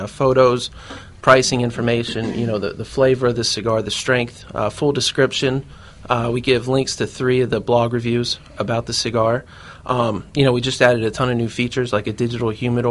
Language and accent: English; Melbourne, Florida, United States; also born or lived in Charlotte, North Carolina; I was born in Charlotte and moved to Central Florida when I was younger. Grew up there in Melbourne playing basketball